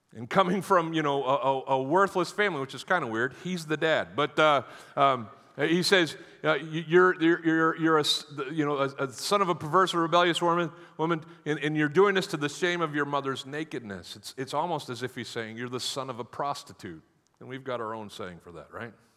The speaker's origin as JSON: {"language": "English", "country": "United States", "said": "I'm from America"}